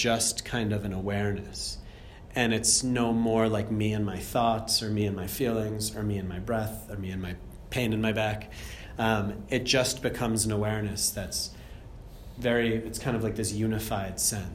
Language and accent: English; Andover, Massachusetts, United States; moved away as an adult; also born or lived in Germany / India / Australia; I'm from Andover, Massachusetts originally, which is, yeah, this 40 minutes north